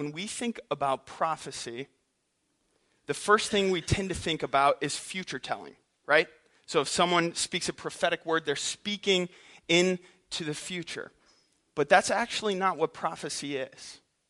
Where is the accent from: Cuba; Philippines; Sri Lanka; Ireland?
Philippines; also born or lived in St. Louis, United States; I'm an MK, missionary kid. I grew up in the Philippines and in St. Louis, so I've traveled a lot.